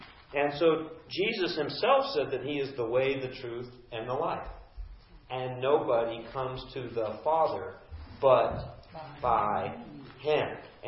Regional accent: Orange, California, United States; born there; Well, I was actually born in Orange, California, not Ojai. C-section baby in the hospital, I was born in Orange.

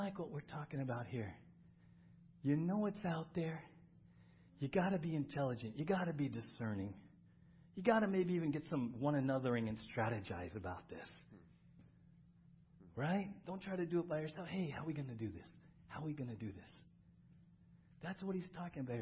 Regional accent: San Diego, California, United States; When I was growing up in San Diego, Halloween was a big deal in our neighborhood

